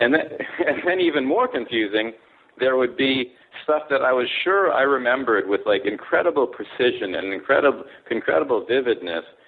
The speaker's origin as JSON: {"language": "English", "region": "California", "country": "United States", "tie": "born or raised there", "also_born_or_lived": "Kobe, Japan / Tokyo, Japan", "moved": "as an adult", "said": "born in Japan, grew up in California. Went to Palisades High School"}